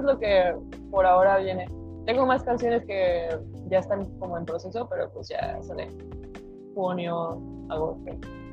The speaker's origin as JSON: {"language": "Spanish", "town": "Monterrey", "region": "Nuevo León", "country": "Mexico", "also_born_or_lived": "Mexico City", "moved": "yes", "lives_now": "Guadalajara, Mexico", "said": "soy de Monterrey"}